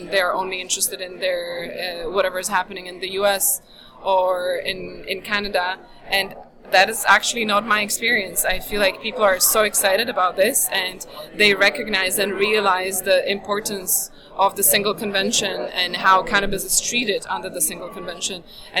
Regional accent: Slovakia; English is a second language; also born or lived in London, United Kingdom; now in Los Angeles, United States; Yes, I live in Los Angeles, but I'm originally from Slovakia.

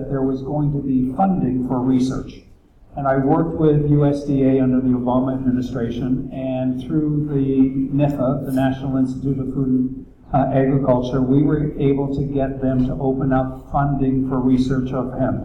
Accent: Canada; moved away as an adult; now in Berks County, Pennsylvania, United States; I was born in Canada

